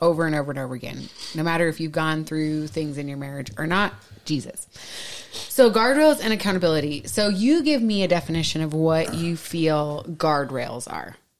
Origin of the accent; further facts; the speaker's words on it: Minnesota, United States; accent: Minnesota; moved away; my Minnesota accent comes right back out